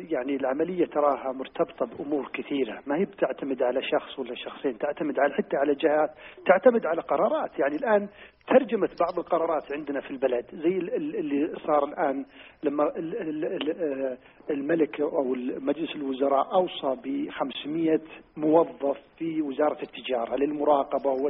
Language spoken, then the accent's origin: Arabic; Saudi Arabia; ان عندنا في السعوديه حمايه مستهلك